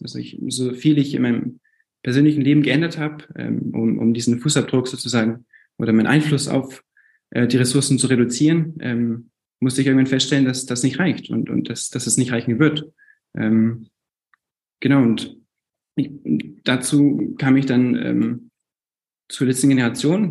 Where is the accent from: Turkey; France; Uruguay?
France; moved away as an adult; now in Munich, Germany; ich bin 24 und bin in München geboren. Ähm, meine Eltern waren zum Studium dort und wir sind dann nach Frankreich umgezogen. Ich bin deswegen zwei, zweisprachig aufgewachsen